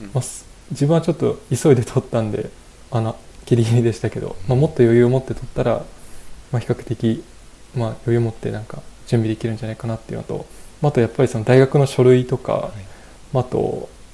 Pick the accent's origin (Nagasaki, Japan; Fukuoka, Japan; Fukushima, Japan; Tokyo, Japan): Fukushima, Japan; Okuma; also born or lived in Iwaki, Japan; 自分自身福島県出身なんですけど